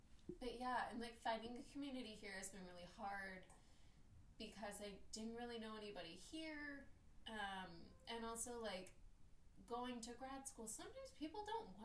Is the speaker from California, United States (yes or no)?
no; New York, United States; So I grew up in the North Bronx, and really liked it as a child